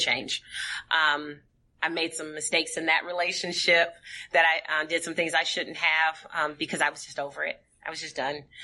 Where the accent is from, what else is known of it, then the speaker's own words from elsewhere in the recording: St. Paul, Minnesota, United States; born and raised in St. Paul, Minnesota.